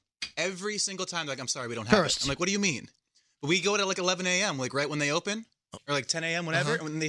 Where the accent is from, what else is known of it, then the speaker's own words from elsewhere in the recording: Connecticut, United States; I'm from Connecticut.